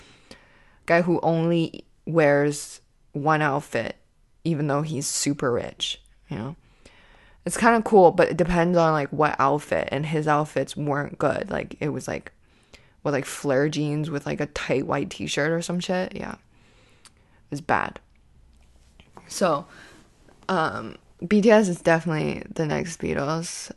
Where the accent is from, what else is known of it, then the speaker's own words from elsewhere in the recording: Canada; myself as a Canadian comedian